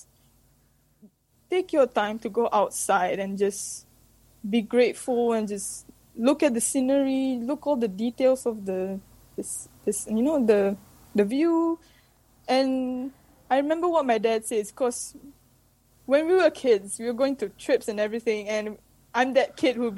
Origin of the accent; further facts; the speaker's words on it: Malaysia; now in New Zealand; I'm from Malaysia